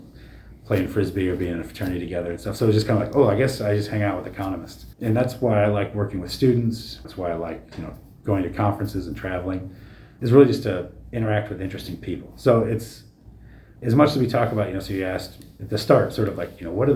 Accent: the Ozarks, southern Missouri, United States; moved away; I grew up in the Ozarks, southern Missouri

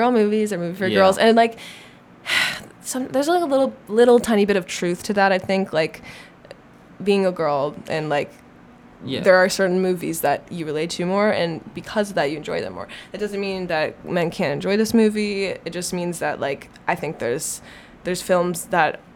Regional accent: Minnesota, United States; I want to like leave this small town, except I'm from Minnesota

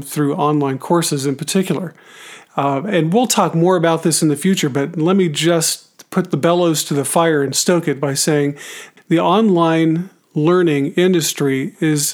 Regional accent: Arizona, United States; moved away; I'm originally from Arizona, and we howdy just as well as anybody

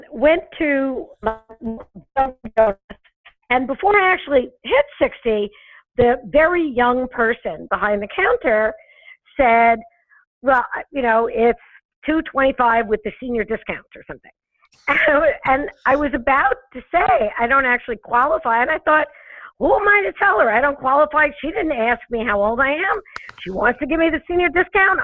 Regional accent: New York City, New York, United States; accent: New York; moved away as an adult; also born or lived in Long Island; now in Connecticut, United States; I'm from Brooklyn, New York, originally, which I think everybody who has ever been to New York for more than 3 hours can hear it in my voice, despite the fact that I've lived in Connecticut for 30 years

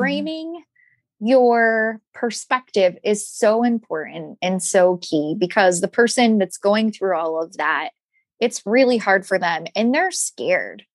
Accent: Michigan, United States; moved away; I'm from Michigan.

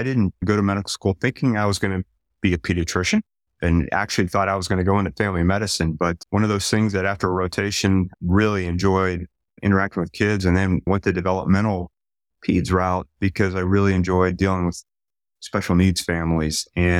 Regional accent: Pittsburgh, Pennsylvania, United States; I grew up in Pittsburgh, Pennsylvania, and family steelworkers on both sides of the family

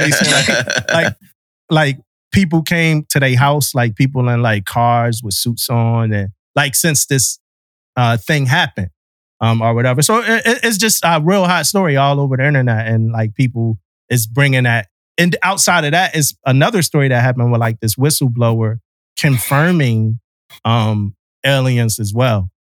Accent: Mississippi, United States; You know, I'm from Mississippi, man.

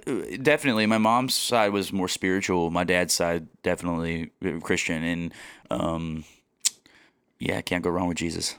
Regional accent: Kansas City, United States; I grew up in Kansas City, right outside

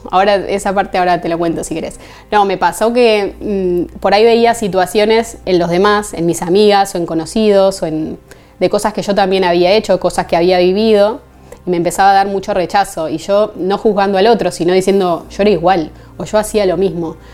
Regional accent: Buenos Aires, Argentina; moved away as an adult; now in Seville, Spain; soy de Argentina, de Buenos Aires

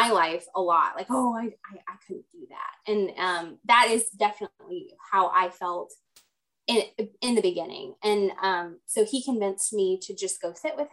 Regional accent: Texas, United States; I grew up in Texas

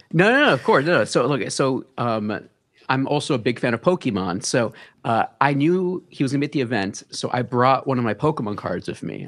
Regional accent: New York City, New York, United States; Born and raised in, uh, Bronx, New York, Hunts Point

